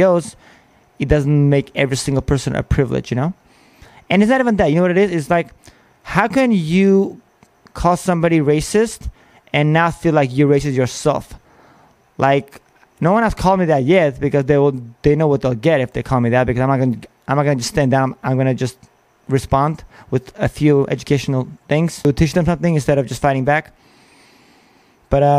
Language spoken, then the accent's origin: English; Armenia; now in United States; I am from Armenia